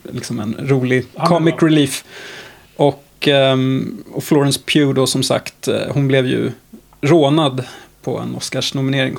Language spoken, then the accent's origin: Swedish; Sweden; som svensk